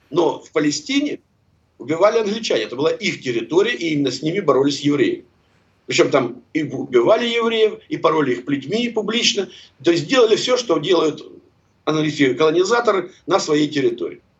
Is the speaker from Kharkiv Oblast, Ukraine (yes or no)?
yes; Kharkiv, Kharkiv Oblast, Ukraine; У меня просто информация, простите, из первых рук, потому что я харьковчанин.